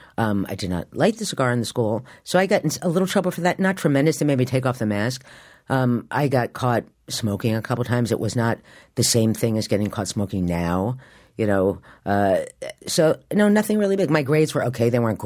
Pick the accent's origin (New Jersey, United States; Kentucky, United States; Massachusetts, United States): New Jersey, United States; Morristown; now in New York, United States; I grew up in Morristown, New Jersey, and when I was growing up, it was a small town.